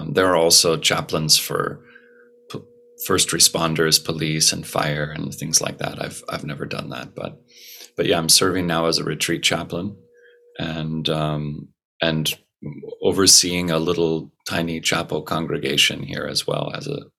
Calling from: California, United States; It is nine in the morning, roughly, and I'm on the northern coast of California, in the U.S.

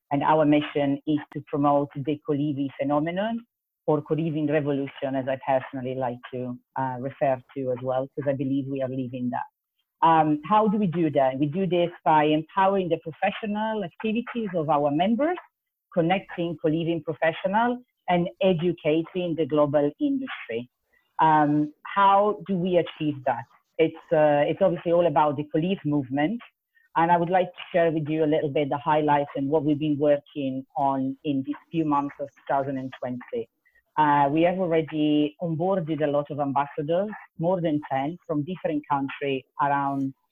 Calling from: London, United Kingdom; I am tuning in from London, so it's uh, 10 o'clock in the evening here

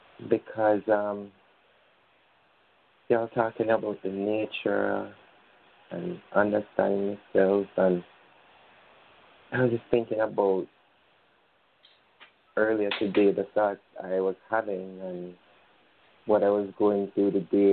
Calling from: Jamaica; It's good to calling from Jamaica.

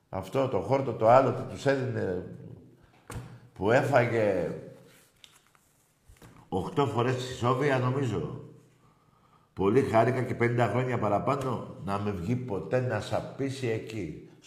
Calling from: Nea Filadelfeia, Attica, Greece; Ε, καταρχήν … από Νέα Φιλαδέσια.

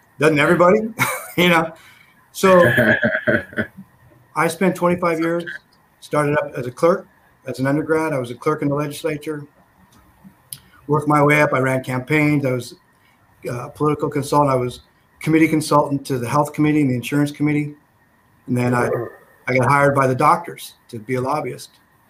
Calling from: Sacramento, California, United States; I'm in Sacramento, California.

